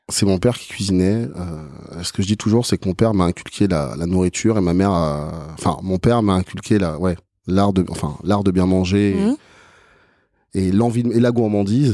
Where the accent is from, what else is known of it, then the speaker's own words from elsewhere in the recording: France; Je suis né mm. en France, euh, je suis français, j'ai mes origines qui sont égyptiennes